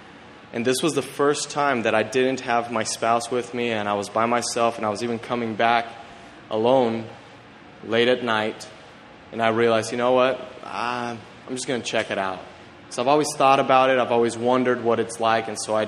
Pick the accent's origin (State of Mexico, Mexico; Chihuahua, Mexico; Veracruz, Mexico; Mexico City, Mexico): Mexico City, Mexico; I grew up in Mexico City, and I was a missionary kid.